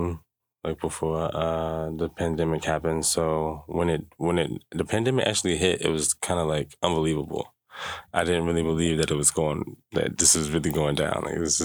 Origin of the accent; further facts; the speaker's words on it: Jacksonville, Florida, United States; moved away as an adult; now in Juneau, United States; I'm from Jacksonville, Florida. Hello, everyone. From Jacksonville, Florida. I've been in Juneau for 3 years now, going on 4